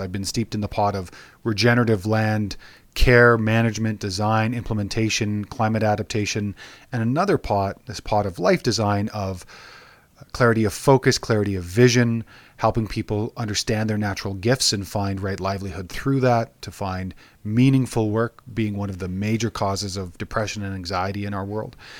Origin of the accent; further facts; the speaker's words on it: Alberta, Canada; I was born and raised in Alberta